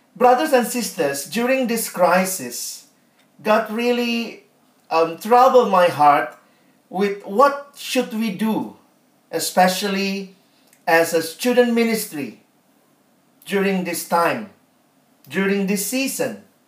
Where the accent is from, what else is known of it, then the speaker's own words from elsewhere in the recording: Indonesia; I'm from Indonesia